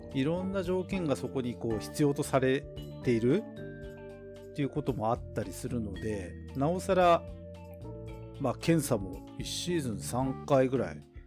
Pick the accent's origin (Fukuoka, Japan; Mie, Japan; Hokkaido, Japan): Hokkaido, Japan; Tokachi; 地元の僕らの地元の十勝